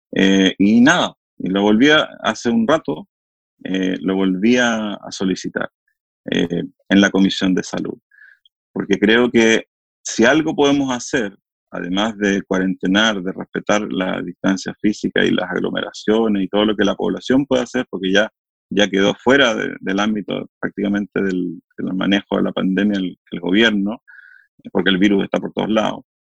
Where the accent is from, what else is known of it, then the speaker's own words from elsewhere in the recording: Chile; acá en Chile se hicieron dos estudios